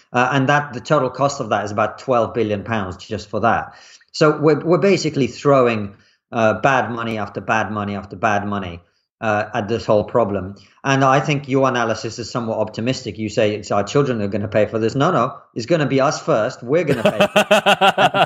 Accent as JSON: {"language": "English", "country": "Russia", "tie": "born or raised there", "moved": "yes", "said": "I grew up in Russia in the nineties"}